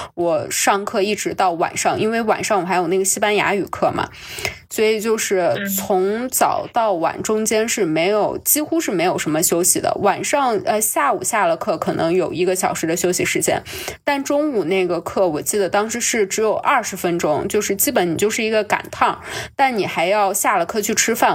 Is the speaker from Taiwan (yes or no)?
no; China; also born or lived in Colchester, United Kingdom; 对我们中国人有一些偏见